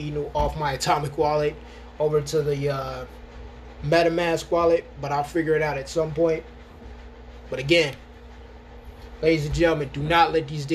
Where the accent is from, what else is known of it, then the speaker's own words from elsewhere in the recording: Rochester, United States; moved away; when I lived in Rochester, my hometown